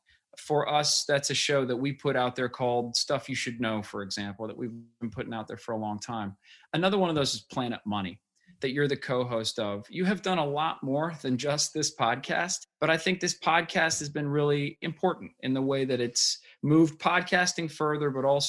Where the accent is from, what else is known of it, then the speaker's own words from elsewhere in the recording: Berkeley, California, United States; I grew up in Berkeley